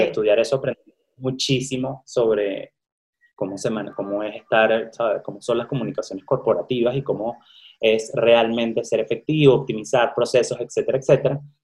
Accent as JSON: {"language": "Spanish", "country": "Venezuela", "moved": "as an adult", "lives_now": "Mexico", "said": "estudié comunicación social en Venezuela, soy de Venezuela"}